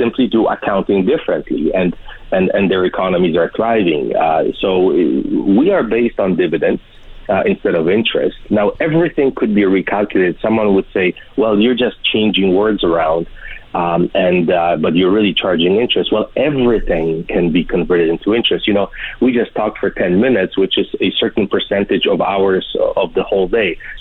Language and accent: English; Poland; now in Canada; we came from a communist Poland